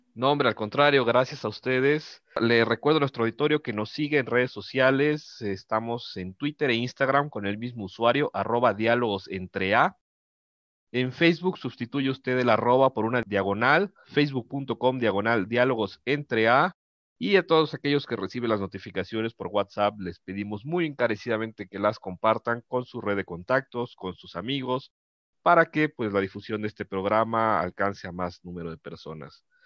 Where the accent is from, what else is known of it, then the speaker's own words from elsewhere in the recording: Mexico; como mexicanos